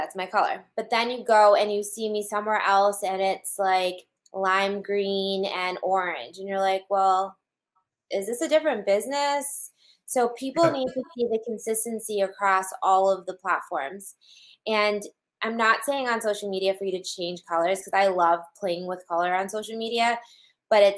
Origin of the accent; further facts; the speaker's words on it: New England, United States; I'm from New England